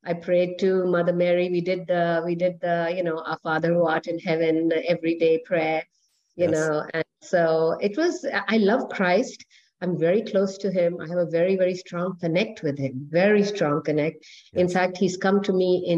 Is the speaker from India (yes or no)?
yes; New Delhi, Delhi, India; moved away; also born or lived in Puttaparthi, India; Growing up in New Delhi. Well, I, by the grace of God, I come from wealthy parents